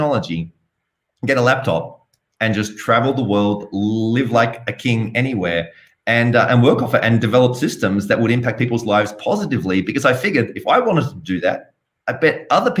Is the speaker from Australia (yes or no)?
yes; Sydney, New South Wales, Australia; You can tell I have a bit of an accent. So I'm originally from Australia, from Sydney